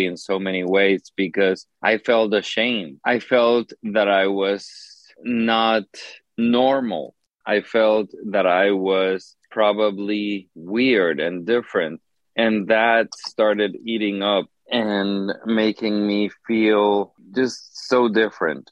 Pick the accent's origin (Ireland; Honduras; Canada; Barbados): Honduras; growing up in Honduras